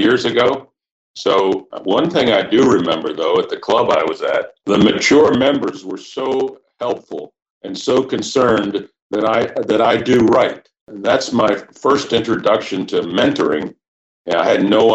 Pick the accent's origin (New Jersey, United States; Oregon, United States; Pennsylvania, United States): Pennsylvania, United States; Narberth; I grew up in the Narberth area, which is a suburb of Philadelphia